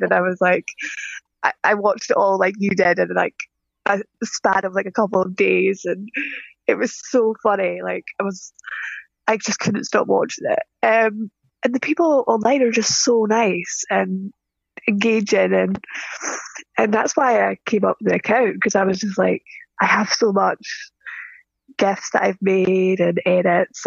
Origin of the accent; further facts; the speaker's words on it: Scottish Highlands, Scotland, United Kingdom; I'm from Scotland in the Highlands.